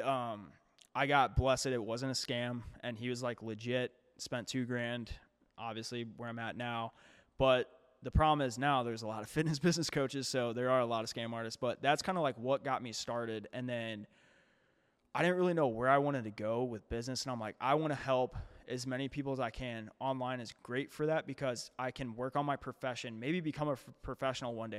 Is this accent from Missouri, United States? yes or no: yes; St. Louis, Missouri, United States; moved away as an adult; now in St. Charles, United States; I can't say I'm from Saint Louis anymore